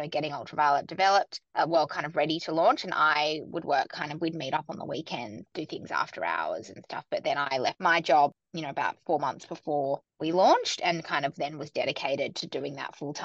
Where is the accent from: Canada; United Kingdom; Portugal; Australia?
Australia; Sydney, New South Wales; moved away as an adult; also born or lived in New York; now in Melbourne, Australia; I grew up in Sydney and then I moved to New York in my kind of early to mid-20s